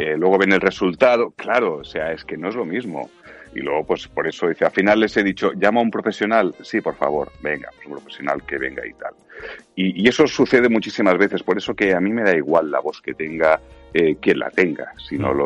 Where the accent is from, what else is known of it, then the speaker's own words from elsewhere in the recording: Catalonia, Spain; soy catalán